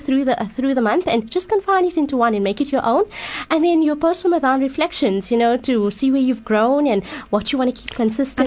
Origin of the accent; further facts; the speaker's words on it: Johannesburg, Gauteng, South Africa; I'm from Johannesburg